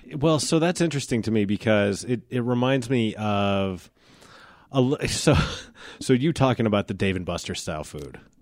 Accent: Genesee, Colorado, United States; I grew up here, so, like, I grew up in Genesee

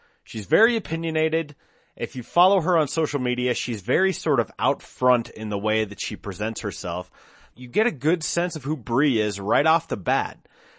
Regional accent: Golden, Colorado, United States; now in Denver, United States; Well, I mean, I'm not technically a Denver native. I grew up in Golden, so, you know, I'm on the west side of town, but I live here now

